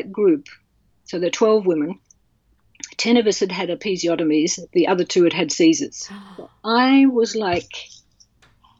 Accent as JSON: {"language": "English", "country": "Australia", "also_born_or_lived": "England", "lives_now": "Melbourne, Australia", "said": "I'm Australian."}